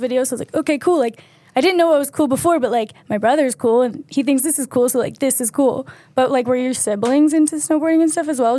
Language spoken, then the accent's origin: English; Philadelphia, Pennsylvania, United States; I'm from Philadelphia area